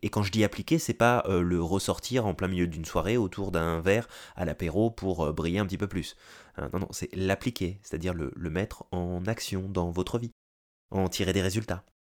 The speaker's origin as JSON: {"language": "French", "country": "France", "moved": "as an adult", "lives_now": "North America", "said": "français, j'ai émigré en Amérique du Nord"}